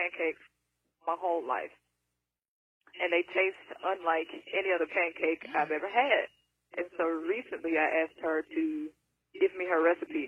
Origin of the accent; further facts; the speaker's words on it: Mississippi, United States; I actually have a specific voice being from Mississippi